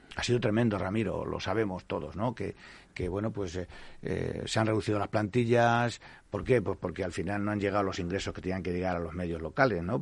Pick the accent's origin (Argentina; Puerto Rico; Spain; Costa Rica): Spain; Castile; en un pueblito pequeño de eh, la Castilla más profunda, desde la que yo soy eh, nativo